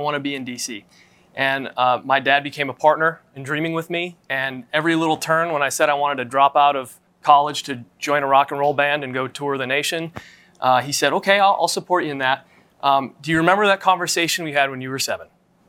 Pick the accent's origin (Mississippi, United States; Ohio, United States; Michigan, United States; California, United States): Michigan, United States; Detroit; I was born in Detroit, Michigan, and was raised mom and dad in a solid church, and that was my community.